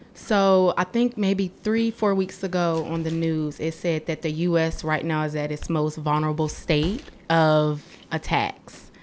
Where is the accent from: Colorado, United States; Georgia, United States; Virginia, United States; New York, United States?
Virginia, United States; Gordonsville; moved away as an adult; also born or lived in Tennessee; I'm from Gordonsville, Virginia. Very, very small town